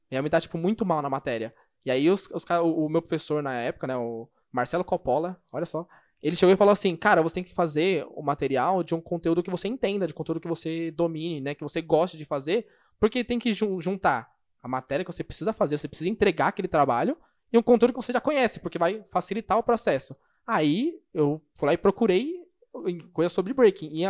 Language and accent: Portuguese; São Paulo, Brazil; e como eu sou de São Paulo, SP.